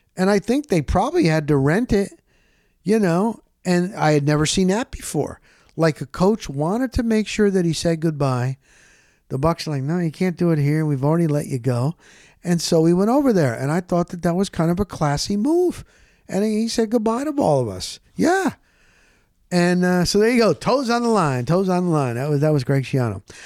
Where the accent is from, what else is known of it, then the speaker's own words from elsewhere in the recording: New York, United States; I'm from New York